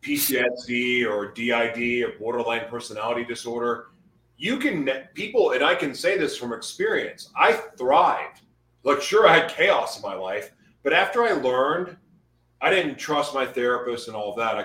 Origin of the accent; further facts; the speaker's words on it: United States; I'm so blessed to live in America. I love being American.